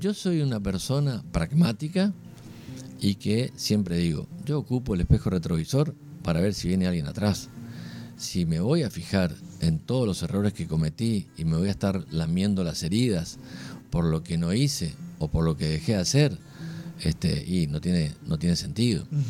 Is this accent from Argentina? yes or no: yes; Argentina; somos todos argentinos